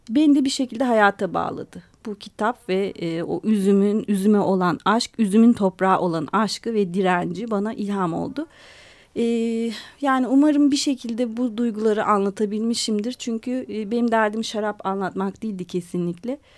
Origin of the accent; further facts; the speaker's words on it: Istanbul, Turkey; born there; also born or lived in Adana; Biz Adanalıyız yani ailem ben İstanbul'da doğdum ama annem e, anneannem çocukluğumda bütün yaz tatillerim Adana'da geçti.